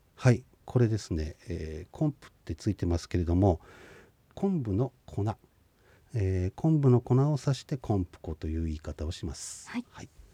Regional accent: Shinhidaka, Hokkaido, Japan; 私の地元のですね新日高町マウタここの真歌山の

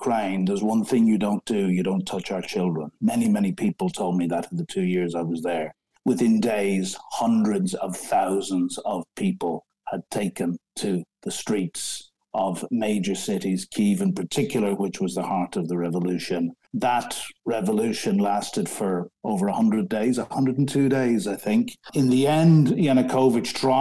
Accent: Ireland; moved away as an adult; now in London, United Kingdom; I'm an Irishman, but I've lived in this great country for 34 years.

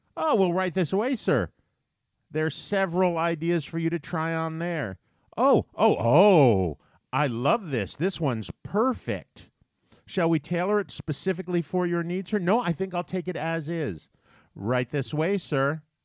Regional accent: New York, United States; as a New Yorker

